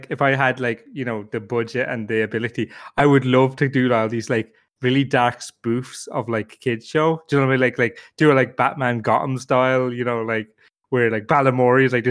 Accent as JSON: {"language": "English", "country": "Ireland"}